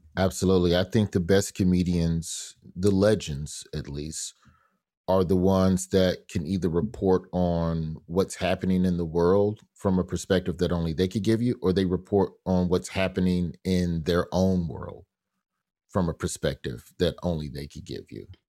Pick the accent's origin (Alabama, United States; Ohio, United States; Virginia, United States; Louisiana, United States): Alabama, United States; Birmingham; also born or lived in Memphis; Birmingham, which is where I grew up